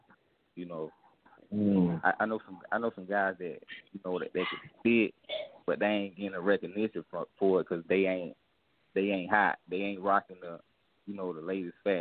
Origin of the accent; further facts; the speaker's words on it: South Carolina, United States; I'm from South Carolina